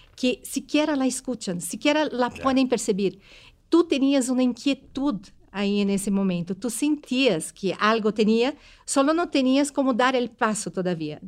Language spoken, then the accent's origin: Portuguese; Brazil; moved away; eu sou brasileira